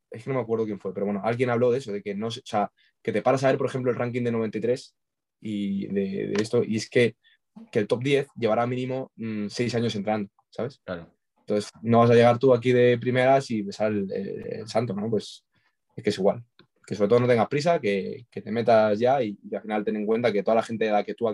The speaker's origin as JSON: {"language": "Spanish", "town": "Logroño", "region": "La Rioja", "country": "Spain", "also_born_or_lived": "Pamplona", "said": "Sí, también, bueno, estudio en Pamplona, pero soy de Logroño"}